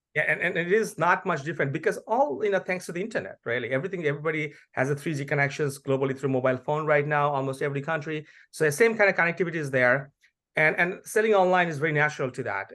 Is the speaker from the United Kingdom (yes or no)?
no; Bangladesh; now in United States; I'm originally from Bangladesh